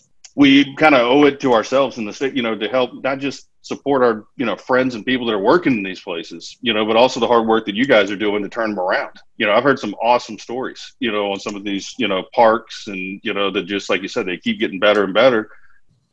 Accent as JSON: {"language": "English", "town": "Baton Rouge", "region": "Louisiana", "country": "United States", "said": "I'm from Baton Rouge"}